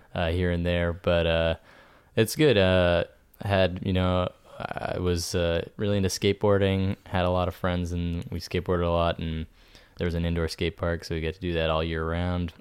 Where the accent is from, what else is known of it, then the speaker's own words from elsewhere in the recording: New Hampshire, United States; moved away; New Hampshire